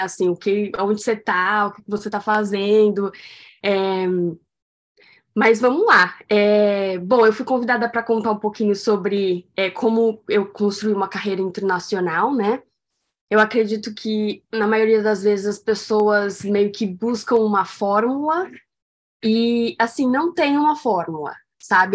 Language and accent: Portuguese; São Paulo, Brazil; moved away; eu nasci em São Paulo